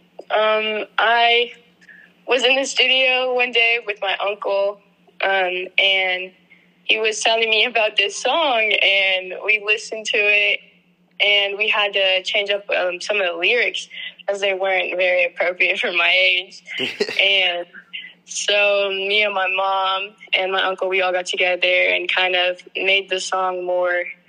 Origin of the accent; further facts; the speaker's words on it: Denton, Texas, United States; I'm from Denton, Texas